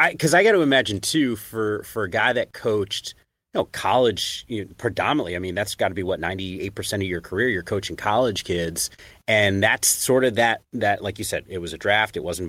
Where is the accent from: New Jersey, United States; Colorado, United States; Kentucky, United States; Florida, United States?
New Jersey, United States; moved away as an adult; also born or lived in New York City; now in West Coast, United States; I'm an East Coast guy. I grew up in the Northeast, New Jersey, went to school in New York City. And you know, I grew up in that area and was there my entire life before I took the job at Pac-12 Network.